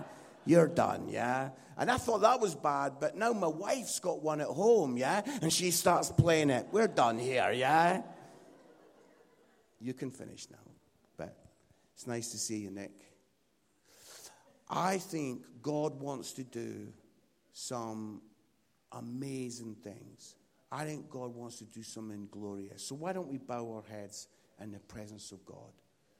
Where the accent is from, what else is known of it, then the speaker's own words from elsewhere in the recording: Scotland, United Kingdom; And because I'm Scottish, I was like, "Oh, why didn't I ask for £20,000?